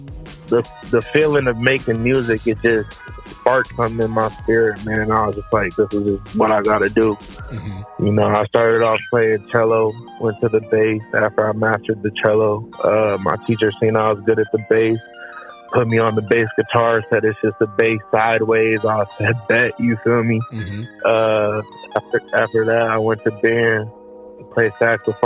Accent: 20 minutes outside of Cleveland, Ohio, United States; I grew up in Ohio, 20 minutes outside of Cleveland.

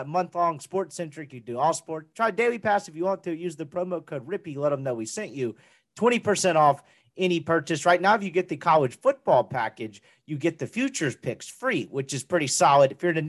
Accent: Mississippi, United States; now in Dallas, United States; I'm from Mississippi kid.

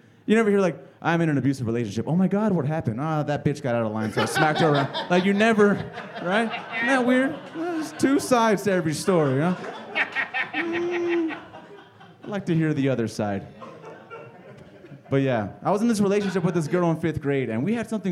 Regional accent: Phoenix, Arizona, United States; I'm from South Phoenix.

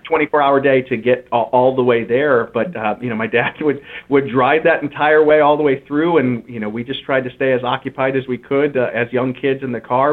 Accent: Willard, Ohio, United States; also born or lived in Toledo, Ohio; now in Dublin, United States; so I grew up in Willard my entire life. I was born there, and I uh, was in Willard until I was 16 years old.

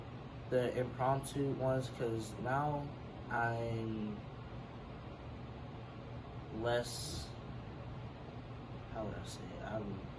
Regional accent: South Carolina, United States; My sport is football and basketball, and I'm from South Carolina.

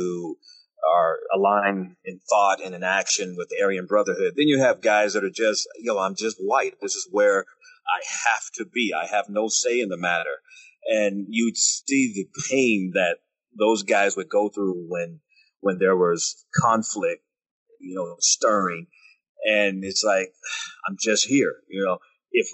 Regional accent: United States; I'm an American

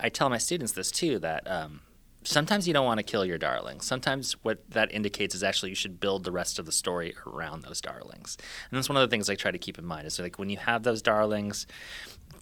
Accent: Los Angeles, California, United States; moved away as an adult; also born or lived in Miami / Houston; now in Chapel Hill, United States; I grew up in Los Angeles in the 80s

